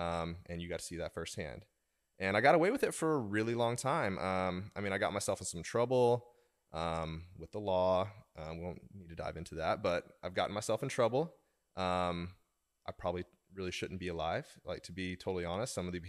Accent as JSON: {"language": "English", "region": "Oklahoma", "country": "United States", "lives_now": "Washington, D.C., United States", "said": "I moved from Oklahoma to Washington, D.C., and then I still hung out with some people from back home and behaved differently."}